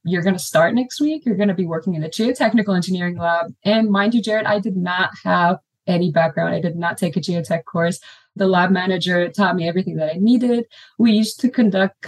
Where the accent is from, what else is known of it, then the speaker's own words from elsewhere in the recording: Lebanon; moved away as an adult; also born or lived in Beirut, Lebanon; now in Austin, United States; I'm from Lebanon